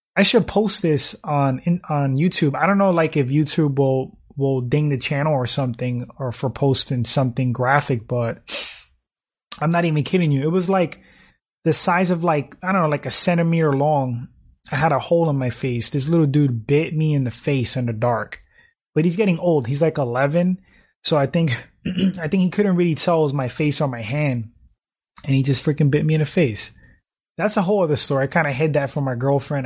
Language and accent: English; New York, United States; in my home state